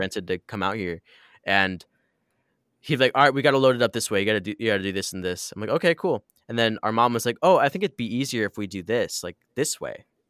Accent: Midwest, United States; we grew up in the Midwest

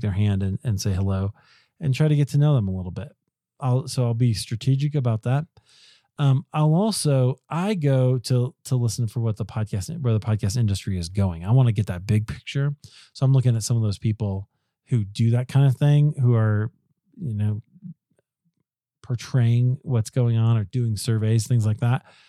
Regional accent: Denver, Colorado, United States; it's in Denver. It's in my hometown.

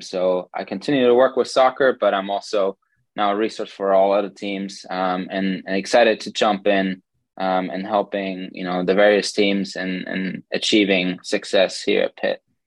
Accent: Germany; moved away as an adult; also born or lived in Hastings, Nebraska / Colorado; now in Pittsburgh, United States; I'm originally from Germany, born and raised there

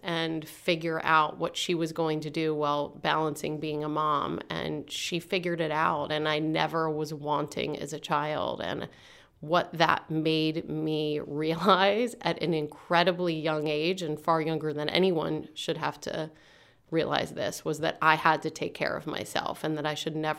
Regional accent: Altoona, Pennsylvania, United States; also born or lived in Pittsburgh; I am from the booming metropolis of Altoona, Pennsylvania. I was originally born in Pittsburgh, but my dad died when I was 3 years old

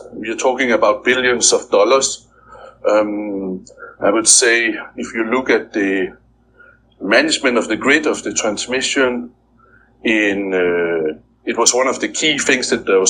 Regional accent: Denmark; now in Philippines; I'm from Denmark

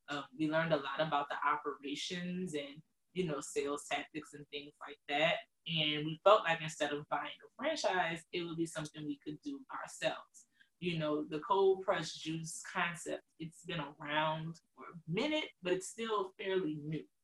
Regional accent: New Orleans, Louisiana, United States; moved away as an adult; now in Dallas, United States

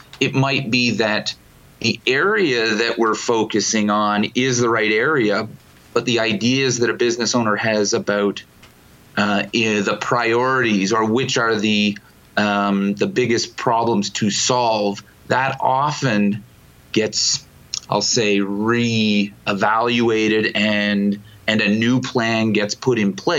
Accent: Ontario, Canada; We do, yeah. I'm from Toronto.

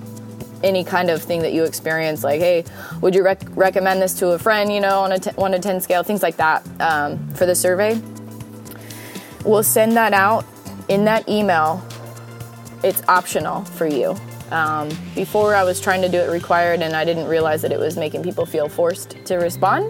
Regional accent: United States; being an American born in one of the best countries in the world

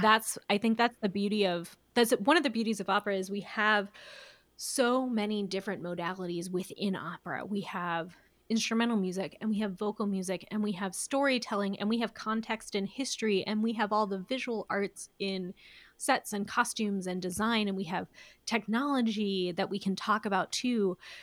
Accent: Elkhorn, Nebraska, United States; moved away as an adult; now in Omaha, United States; I grew up in Elkhorn

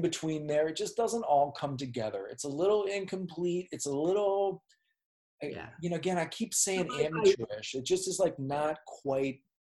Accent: Minneapolis, Minnesota, United States; I'm a Minneapolis dude

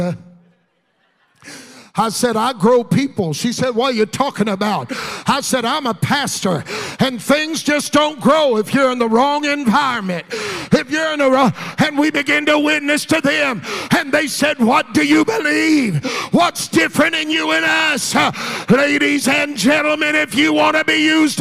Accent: Texas, United States; I'm from Texas

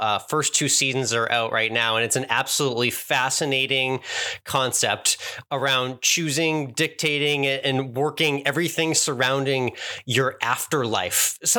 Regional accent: Massachusetts, United States; I grew up in Massachusetts

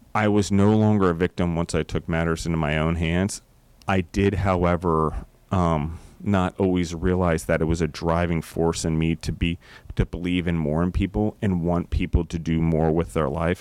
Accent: Colorado, United States; I am from Colorado

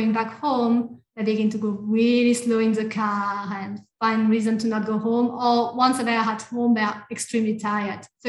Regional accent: France; English is a second language; moved away as an adult; now in Australia; I am from France

